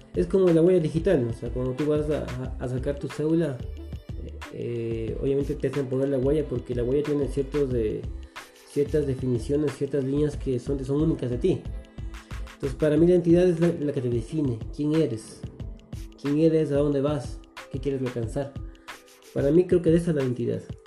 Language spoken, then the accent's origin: Spanish; Quito, Pichincha, Ecuador; soy quiteño, eh, nací, nací aquí en Quito